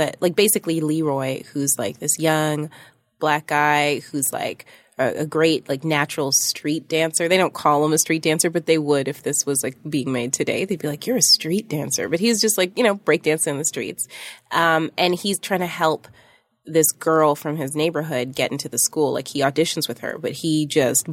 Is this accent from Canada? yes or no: yes; Toronto, Ontario, Canada; I went to Toronto French School from like junior kindergarten till seventh grade